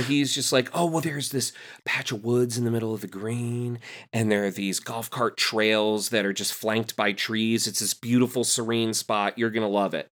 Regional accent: Rahway, New Jersey, United States; also born or lived in Clark, New Jersey; I grew up in Union County, uh, Clark and Rahway

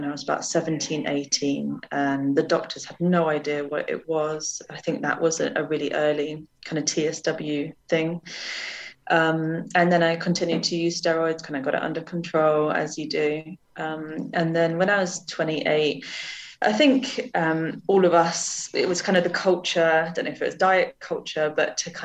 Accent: Jersey; moved away; I grew up in Jersey in the Channel Islands

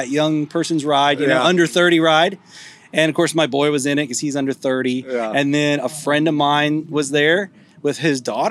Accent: Cleveland, Tennessee, United States; we're from Cleveland, Tennessee area

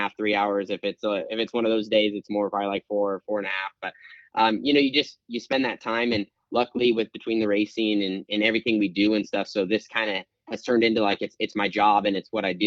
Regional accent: West Coast, United States; I'm from the West Coast

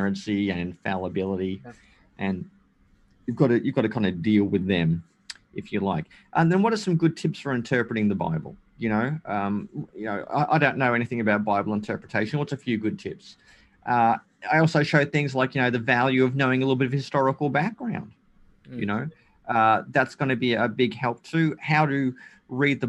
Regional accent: Australia; also born or lived in Germany; when I was about 4 years old, my parents divorced and I came to Australia with my mother, and I grew up in Australia

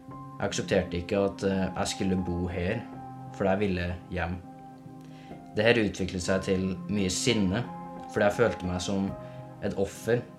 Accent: Levanger, Trøndelag, Norway; Jeg vokste opp i Levanger med en veldig voldelig far som sitter nå i fengsel.

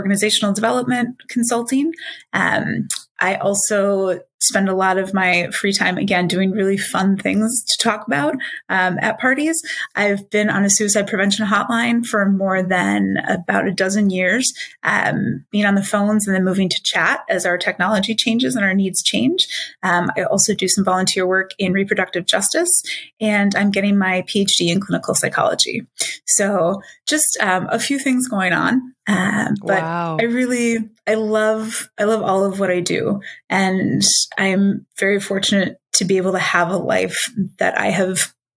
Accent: Minnesota, United States; moved away as an adult; also born or lived in Illinois / Michigan; now in Washington, D.C., United States; raised in Minnesota

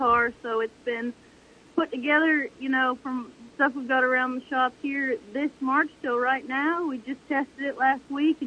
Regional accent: Summerland, British Columbia, Canada; now in North Carolina, United States; I grew up in Summerland, which is 15 minutes from Penticton

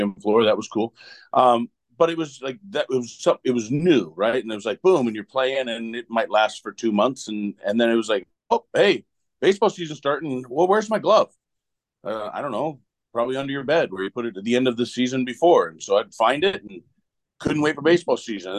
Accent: Oregon, United States; I grew up in Oregon

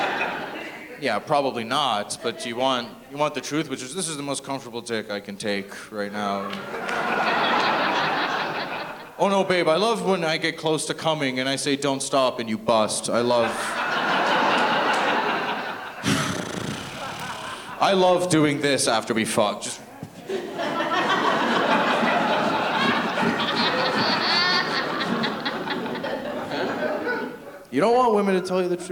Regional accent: Toronto, Ontario, Canada; I am from Toronto

